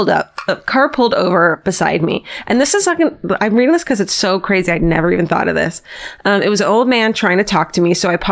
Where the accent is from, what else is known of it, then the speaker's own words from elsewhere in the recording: Honolulu, Hawaii, United States; I took the bus home, and I know it's not the best decision, but I grew up in Honolulu.